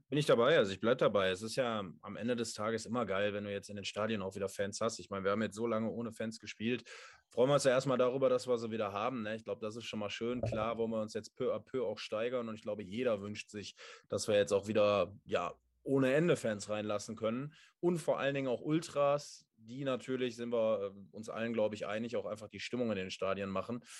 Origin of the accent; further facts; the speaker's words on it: Essen, North Rhine-Westphalia, Germany; als Essener natürlich, als gebürtiger Essener